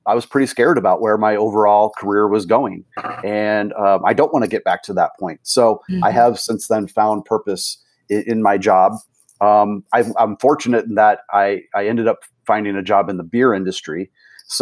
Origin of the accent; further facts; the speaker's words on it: St. Louis, Missouri, United States; moved away as an adult; also born or lived in Austin, Texas; I'm originally from the St. Louis area